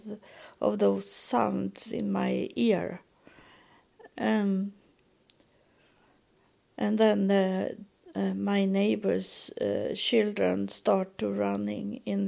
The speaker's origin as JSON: {"language": "English", "country": "Sweden", "second_language": "English", "said": "Here in Sweden, we have Paul in that we spell it Swedish, not English"}